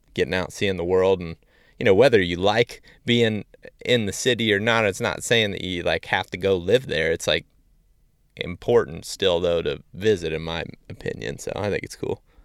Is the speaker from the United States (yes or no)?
yes; Ohio, United States; had grown up in my hometown and really only ever been in, you know, a couple different areas of Ohio